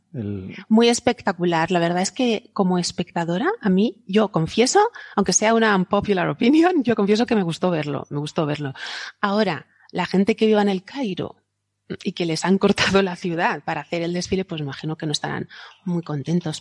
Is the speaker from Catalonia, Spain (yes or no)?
no; Alicante, Valencian Community, Spain; hoy aquí en mi tierra es una festividad católica, es el día de la Santa Faz, que tenemos una aquí en Alicante